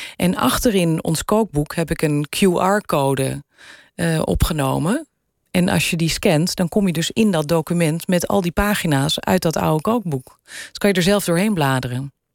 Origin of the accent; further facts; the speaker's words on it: Weesp, North Holland, Netherlands; accent: Gooi; also born or lived in Amsterdam; ik ben geboren in Amsterdam. Daar heb ik eerst een paar jaar van mijn leven gewoond. En toen is mijn vader huisarts geworden in Weesp. En daar heb ik mijn, eh, mijn jeugd doorgebracht.